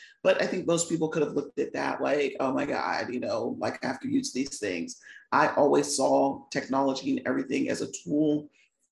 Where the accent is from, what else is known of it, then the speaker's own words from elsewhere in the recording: Virginia, United States; I was born and raised in Virginia. I'm still in Virginia, just outside of DC, about 45 minutes away